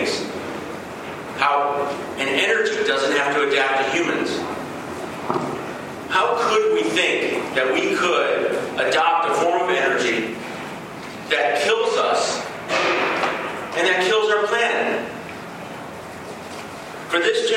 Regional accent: Los Angeles, California, United States; I grew up in Los Angeles in the 70s and the 80s

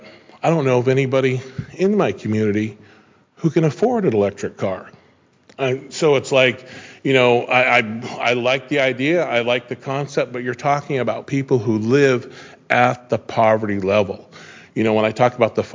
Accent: Hoopa, California, United States; I am from Hoopa, where all the trails begin and return

